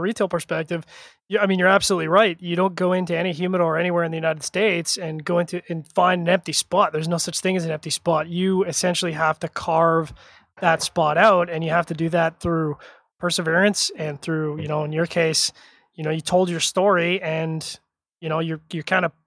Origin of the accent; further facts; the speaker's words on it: Canada; I'm a Canadian.